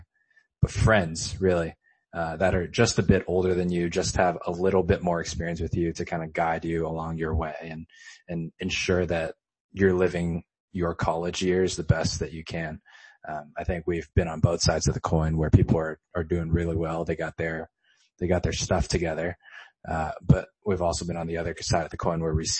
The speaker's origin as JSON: {"language": "English", "town": "Los Angeles", "region": "California", "country": "United States", "lives_now": "Temple City, United States", "said": "I'm from Los Angeles, specifically Chinatown, California"}